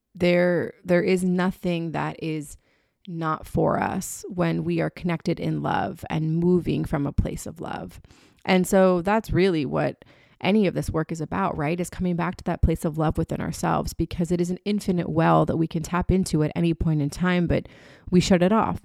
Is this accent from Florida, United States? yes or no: yes; Florida, United States; moved away; also born or lived in New York City / Birmingham, Alabama; I was born in Florida